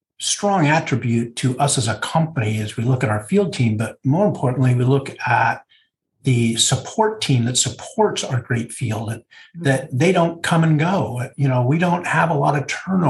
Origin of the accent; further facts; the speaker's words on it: Oakland, California, United States; I'm from the San Francisco Bay Area, born and raised here, Oakland at heart